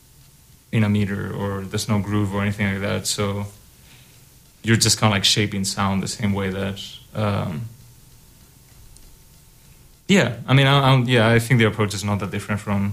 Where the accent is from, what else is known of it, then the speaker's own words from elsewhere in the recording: Spain; moved away as an adult; also born or lived in Germany; now in Iowa City, United States; I'm from Spain.